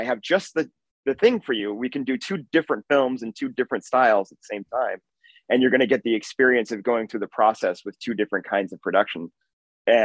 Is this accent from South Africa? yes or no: no; Minneapolis, Minnesota, United States; I'm from Minneapolis